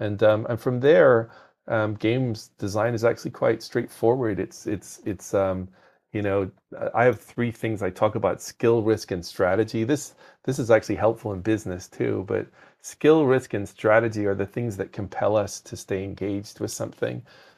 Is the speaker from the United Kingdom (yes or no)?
yes; Belfast, Northern Ireland, United Kingdom; now in United States; was in school in Northern Ireland. So I'm actually from Belfast in Northern Ireland.